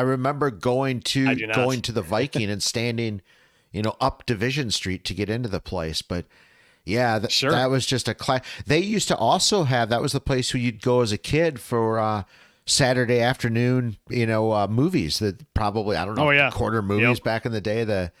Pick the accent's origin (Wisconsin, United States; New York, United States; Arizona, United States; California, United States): Wisconsin, United States; Appleton; I grew up in Appleton. So, I mean, I've had 50 plus years to kind of see how Appleton ebbs and flows.